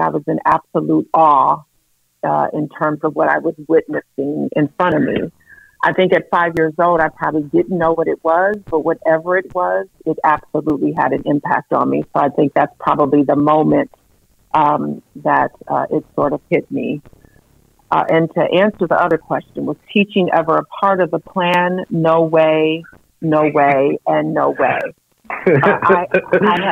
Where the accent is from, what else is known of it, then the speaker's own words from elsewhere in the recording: Saginaw, Michigan, United States; I was born and raised in Saginaw, Michigan